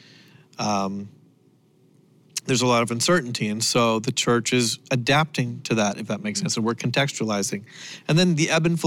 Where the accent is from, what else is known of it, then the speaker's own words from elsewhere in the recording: Canada; I am Canadian